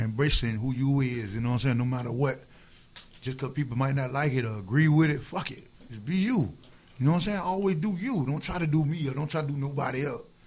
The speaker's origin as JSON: {"language": "English", "town": "Tampa", "region": "Florida", "country": "United States", "said": "I'm from Tampa"}